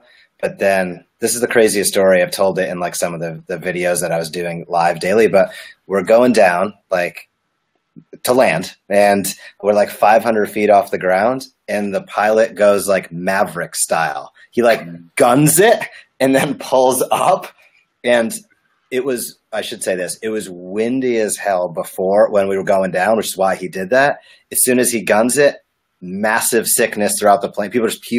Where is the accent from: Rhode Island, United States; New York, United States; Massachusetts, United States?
Rhode Island, United States; Rhode Island.